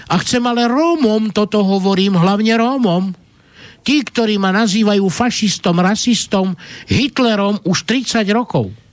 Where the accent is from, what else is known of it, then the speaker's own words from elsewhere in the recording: Slovakia; ako človek som sa narodil tu na Slovensku, toto sú moje korene, toto je moja vlast, Slováci sú moji bratia, identifikujem sa ako Slovák, ale moja matka bola Rómka a ja som tiež Róm